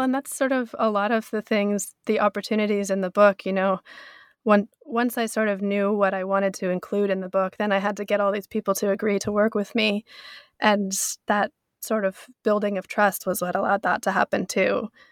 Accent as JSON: {"language": "English", "town": "North Bend", "region": "Washington", "country": "United States", "tie": "born or raised there", "also_born_or_lived": "New York", "moved": "as an adult", "lives_now": "Yamanaka, Japan", "said": "my hometown too, North Bend, Washington"}